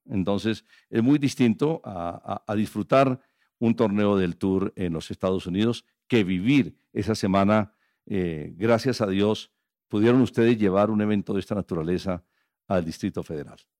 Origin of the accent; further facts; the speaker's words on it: Colombia; nuestro país, en Colombia